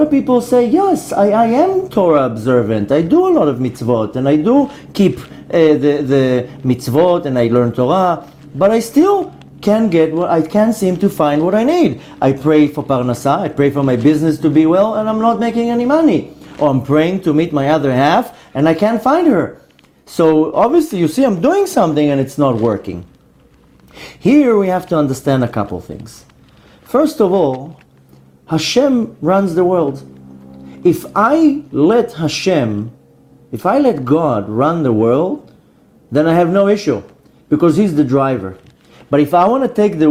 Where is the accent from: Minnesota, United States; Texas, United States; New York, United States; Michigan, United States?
New York, United States; I'm originally from New York